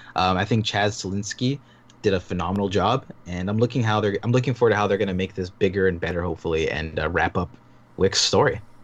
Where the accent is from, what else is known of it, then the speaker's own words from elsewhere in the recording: Toronto, Ontario, Canada; I'm from I'm from Toronto